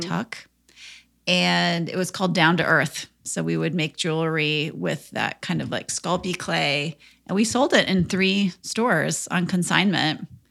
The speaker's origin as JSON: {"language": "English", "region": "Minnesota", "country": "United States", "tie": "born or raised there", "said": "I grew up in Minnesota"}